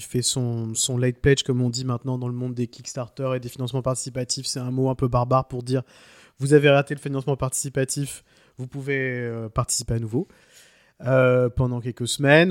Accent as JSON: {"language": "French", "country": "France", "said": "chez nous en France"}